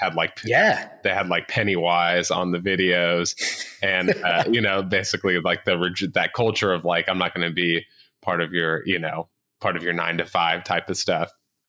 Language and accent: English; Gulf Coast of Florida, United States; I grew up on the Gulf Coast of Florida, and so we didn't really have any waves.